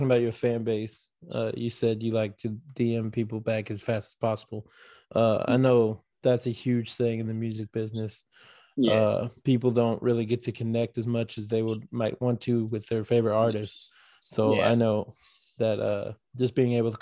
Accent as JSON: {"language": "English", "town": "St. Louis", "region": "Missouri", "country": "United States", "said": "I'm from St. Louis"}